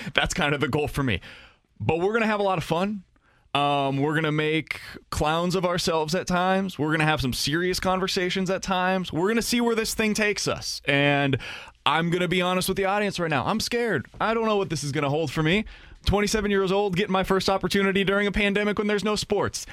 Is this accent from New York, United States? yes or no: no; Kansas City, Missouri, United States; I grew up in Kansas City